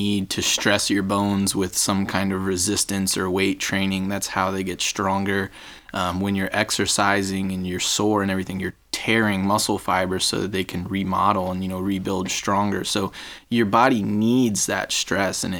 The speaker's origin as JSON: {"language": "English", "region": "North Carolina", "country": "United States", "tie": "born or raised there", "said": "I grew up in North Carolina"}